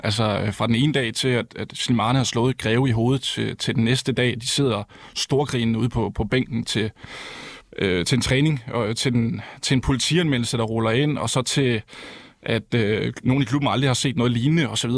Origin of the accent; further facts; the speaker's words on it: Herning, Central Denmark Region, Denmark; jeg kommer fra Herning